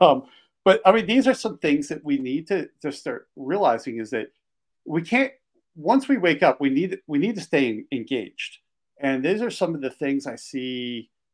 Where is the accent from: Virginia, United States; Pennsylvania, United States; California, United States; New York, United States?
Pennsylvania, United States; Philadelphia; also born or lived in Washington, D.C. area / Delaware; now in Montana, United States; I grew up outside of Philadelphia